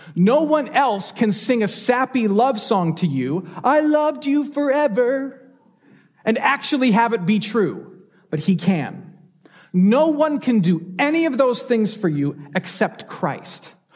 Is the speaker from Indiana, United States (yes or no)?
no; Michigan, United States; now in Houston, United States; a doctor in Michigan, my home state